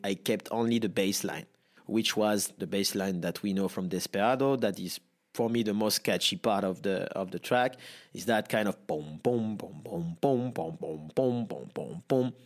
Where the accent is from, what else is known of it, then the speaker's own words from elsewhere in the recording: Nice, Provence-Alpes-Côte d'Azur, France; English is a second language; I'm born and raised in Nice, south of France.